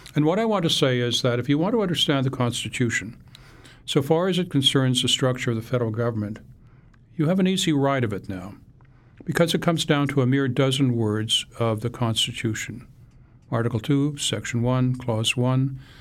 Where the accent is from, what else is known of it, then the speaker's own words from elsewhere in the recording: Canada; now in United States; I wrote the book as a Canadian, but that I became last month an American